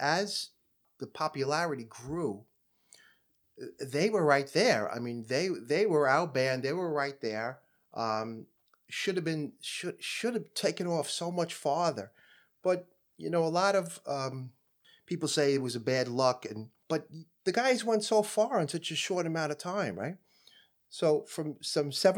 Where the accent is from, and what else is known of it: New York City, New York, United States